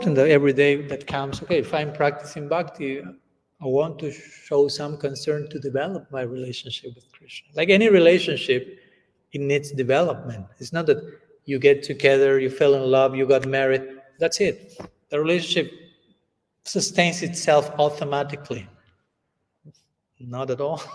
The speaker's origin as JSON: {"language": "English", "country": "Argentina", "first_language": "Spanish", "second_language": "English", "said": "I'm coming from Argentina"}